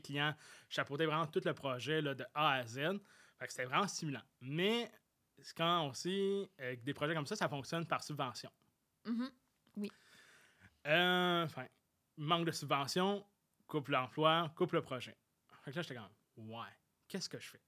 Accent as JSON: {"language": "French", "town": "Saint-Jean-sur-Richelieu", "region": "Quebec", "country": "Canada", "said": "je suis revenu chez moi, à Saint-Jean-sur-Richelieu, au cégep de Saint-Jean"}